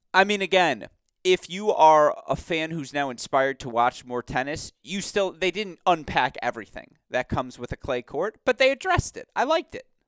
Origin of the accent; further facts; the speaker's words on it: Detroit, Michigan, United States; the Detroit Lions, let's say, my hometown football team